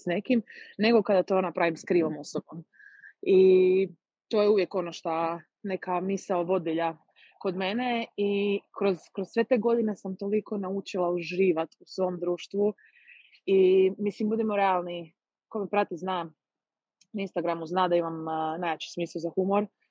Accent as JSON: {"language": "Croatian", "country": "Croatia", "said": "kod nas u Hrvatskoj"}